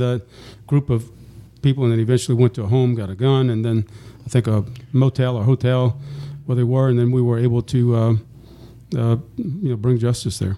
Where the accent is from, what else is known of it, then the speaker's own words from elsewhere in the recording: New Orleans, Louisiana, United States; now in East Baton Rouge, United States; I was born and raised in New Orleans